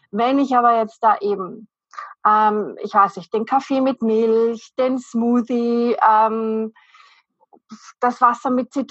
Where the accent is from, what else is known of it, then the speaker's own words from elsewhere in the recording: Vienna, Austria; ich komme aus Wien, bin in Wien zu Hause